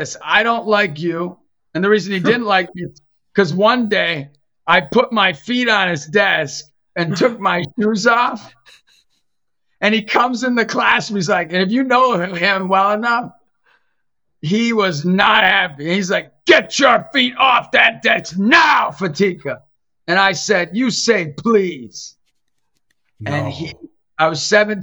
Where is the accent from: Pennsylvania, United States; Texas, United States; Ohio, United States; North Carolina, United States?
Pennsylvania, United States; Erie; growing up in Erie, my family, Italian